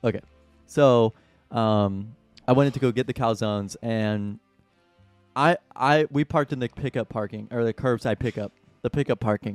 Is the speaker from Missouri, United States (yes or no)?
yes; Saint Charles, Missouri, United States; my hometown of sweet old Saint Charles, Missouri